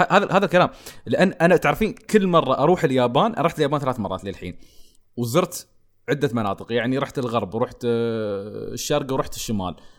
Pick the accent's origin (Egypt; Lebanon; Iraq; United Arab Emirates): United Arab Emirates; عندنا تحديدا عندنا في الامارات